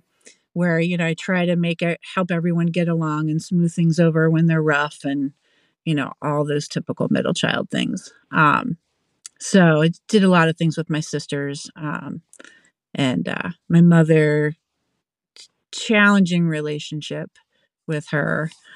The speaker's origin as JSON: {"language": "English", "region": "Pennsylvania", "country": "United States", "also_born_or_lived": "Massachusetts / North Carolina", "moved": "yes", "lives_now": "Vermont, United States", "said": "But yeah, I'm not originally from Vermont. I'm originally from Pennsylvania, and I moved around a bunch growing up and landed here in Vermont when I was in my 20s and just kind of stuck around."}